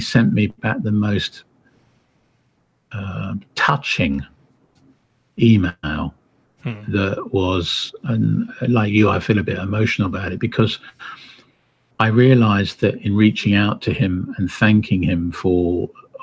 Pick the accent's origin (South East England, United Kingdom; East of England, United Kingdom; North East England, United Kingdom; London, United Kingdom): South East England, United Kingdom; Windsor; I was raised in Windsor, Berkshire, where the castle is